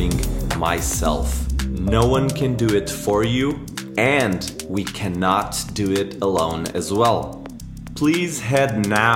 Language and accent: English; Portugal; moved away as an adult; also born or lived in Vancouver, Canada; now in Brazil; I'm originally from Portugal, even though I'm living in beautiful Brazil